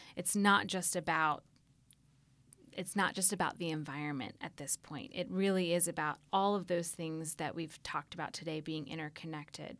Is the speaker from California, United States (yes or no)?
no; Atlanta, Georgia, United States; growing up in Atlanta